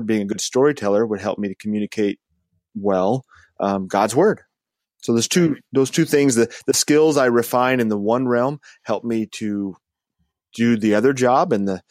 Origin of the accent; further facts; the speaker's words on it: Wyoming, United States; moved away as an adult; now in California, United States; I'm originally from Wyoming, so being a California guy